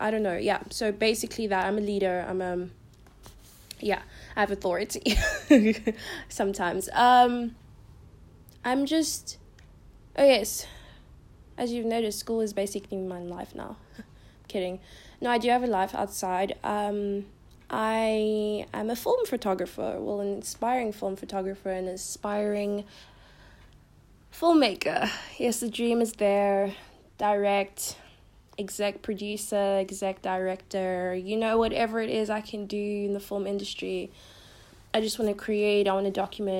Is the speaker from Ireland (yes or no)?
no; Pretoria, Gauteng, South Africa; I'm from South Africa. I live in Pretoria, Queenswood.